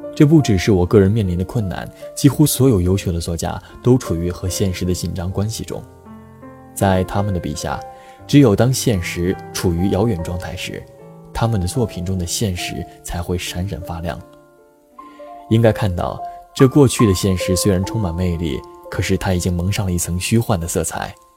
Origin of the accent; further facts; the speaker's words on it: China; 作为一个中国人，只有了解本国的历史和文化，才有资格走出去